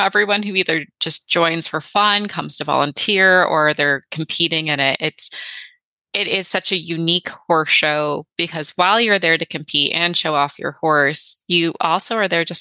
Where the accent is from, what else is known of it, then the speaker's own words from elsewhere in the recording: Michigan, United States; I'm from Michigan